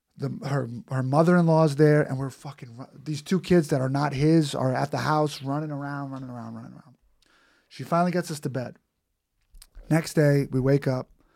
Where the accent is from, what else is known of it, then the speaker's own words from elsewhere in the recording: New York City, New York, United States; I'm from Queens